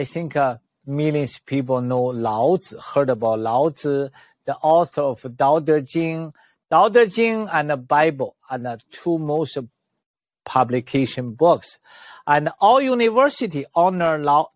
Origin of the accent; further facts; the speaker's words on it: China; moved away; also born or lived in Canada; I was born in China